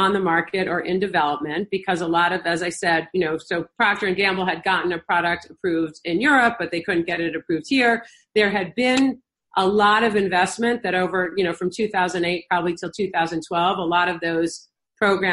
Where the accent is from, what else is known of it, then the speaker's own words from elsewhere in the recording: New Jersey, United States; also born or lived in Michigan; I was born in Michigan. And I don't seem very Midwestern, people tell me. And I was raised in New Jersey